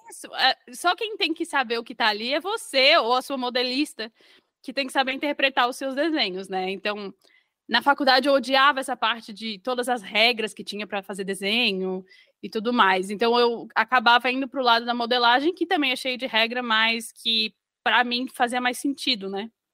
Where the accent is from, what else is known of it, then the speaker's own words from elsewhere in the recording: Florianópolis, Santa Catarina, Brazil; moved away as an adult; now in Northern Ireland, United Kingdom; eu sou de Florianópolis e aí eu fiz faculdade de moda, então, na UDESC